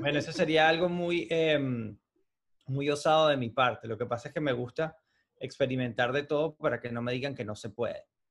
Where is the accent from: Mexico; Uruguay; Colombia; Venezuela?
Venezuela; moved away as an adult; now in United States; yo he vivido mi país desde cero y hice las cosas en mi país desde cero.